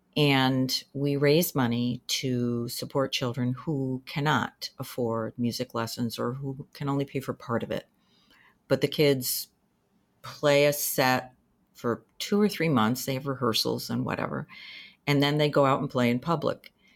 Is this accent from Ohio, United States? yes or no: no; Danbury, Connecticut, United States; moved away as an adult; also born or lived in New Hampshire; I was born in Danbury, Connecticut. I went through most of my schooling there